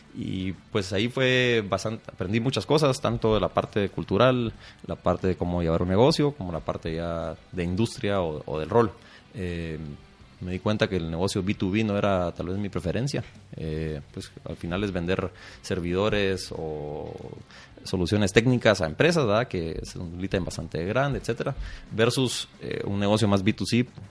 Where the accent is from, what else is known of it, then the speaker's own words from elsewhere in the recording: Guatemala; yo nací, crecí aquí en Guatemala